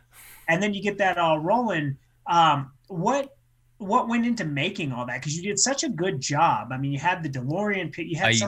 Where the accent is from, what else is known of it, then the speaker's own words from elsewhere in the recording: Carson City, Nevada, United States; I'm born and raised in Carson City